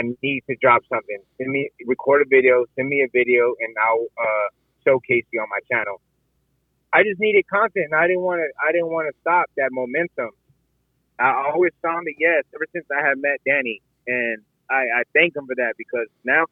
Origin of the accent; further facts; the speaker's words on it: San Antonio, Texas, United States; moved away as an adult; now in Tampa, United States; San Antonio, Texas, which is my hometown